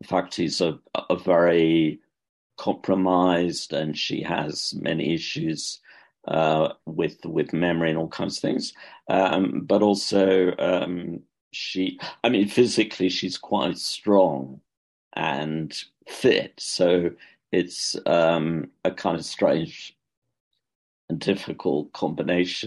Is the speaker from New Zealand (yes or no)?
no; United Kingdom; accent: British; moved away as an adult; also born or lived in London; now in Dublin, Ireland; I'm not Irish, as you could probably tell from my accent. It's a British one